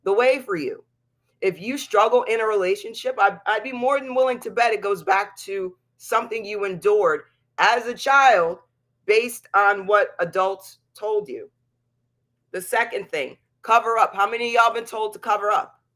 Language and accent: English; Pennsylvania, United States; the town that we lived in Pennsylvania